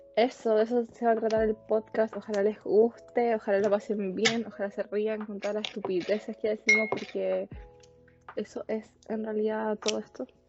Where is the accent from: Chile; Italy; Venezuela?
Chile; San Pedro; soy de San Pedro, al igual que Juanito